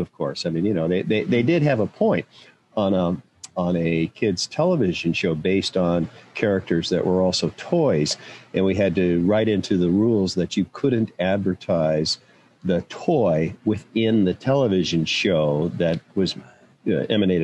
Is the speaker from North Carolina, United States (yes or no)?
no; Arizona, United States; moved away as an adult; I grew up in Arizona